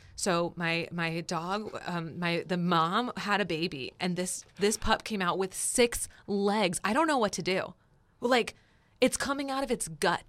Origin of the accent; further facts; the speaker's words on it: New Jersey, United States; Because I'm from New Jersey.